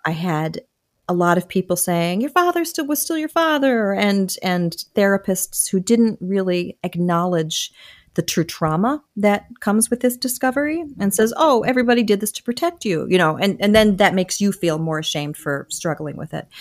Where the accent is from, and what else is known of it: Michigan, United States; born or raised there; also born or lived in Wilmington, Delaware